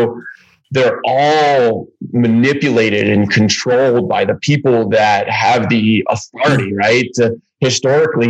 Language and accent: English; Baltimore, Maryland, United States; moved away as an adult; I ended up back in Baltimore, which is my hometown